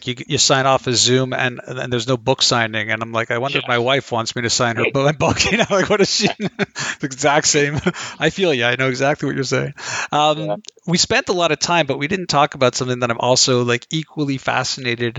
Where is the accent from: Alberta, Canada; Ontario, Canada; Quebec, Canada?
Quebec, Canada; Montreal; Canadian guy from Montreal